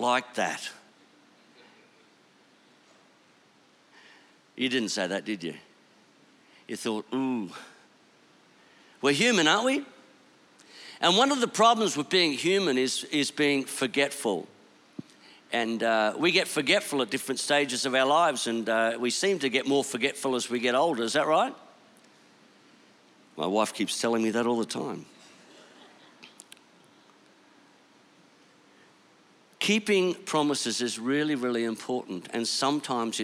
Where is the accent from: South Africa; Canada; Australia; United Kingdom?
Australia; Bundaberg, Queensland; moved away; I am a Bundy boy. I grew up in Bundaberg